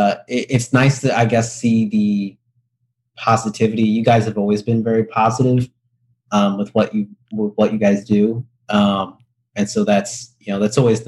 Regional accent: Indiana, United States; I grew up in Indiana

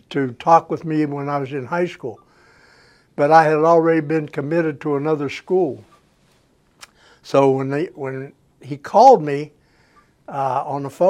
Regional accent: Pennsylvania, United States; Well, I was from Pittsburgh. We were 60 miles. Our hometown was 60 miles away from Pittsburgh, all my relatives lived within 10 miles of Pittsburgh

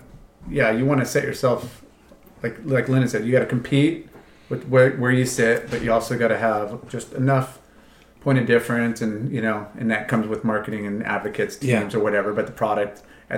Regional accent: California, United States; growing up in Laguna, Newport, Huntington, Southern California has.

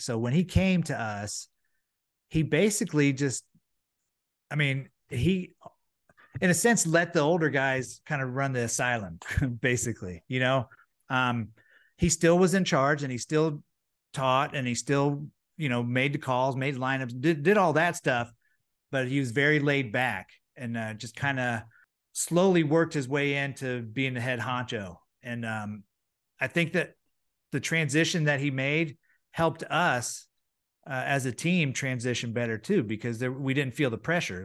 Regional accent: Florida, United States; being in Florida, growing up in Florida is nice

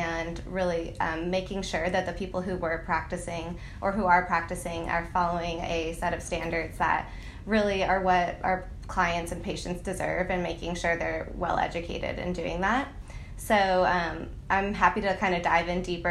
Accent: Boston, Massachusetts, United States; now in Charleston, United States; we're from Boston.

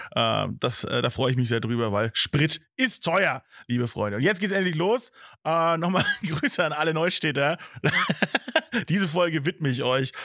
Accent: Nuremberg, Bavaria, Germany; Bayern, ja, mein Heimatbundesland

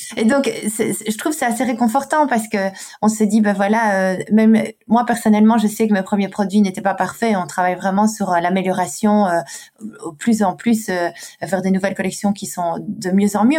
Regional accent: Brussels, Brussels-Capital Region, Belgium; une Belge, parce que je suis belge et bruxelloise de surcroît

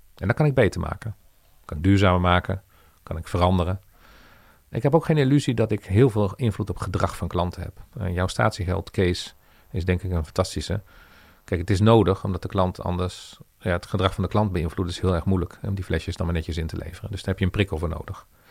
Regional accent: Veenendaal, Utrecht, Netherlands; Ik kom oorspronkelijk uit Veenendaal

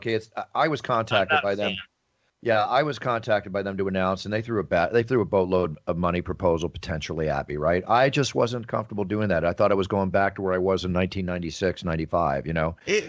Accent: Dallas, Texas, United States; You should hear me after I go back to my hometown of Dallas, Texas for a few days.

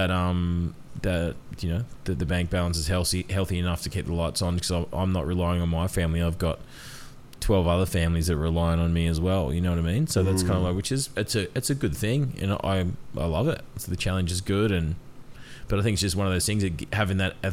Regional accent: Port Macquarie, New South Wales, Australia; I grew up in Housing Commission in Port Macquarie in an Aboriginal community

